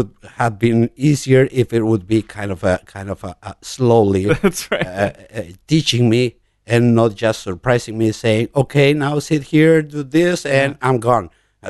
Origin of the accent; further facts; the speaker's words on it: Mexico City, Mexico; born there; I was born in Mexico City.